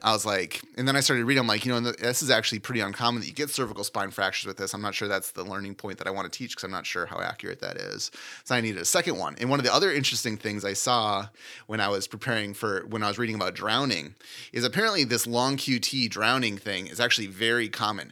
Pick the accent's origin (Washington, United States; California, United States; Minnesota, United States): Minnesota, United States; I grew up in Minnesota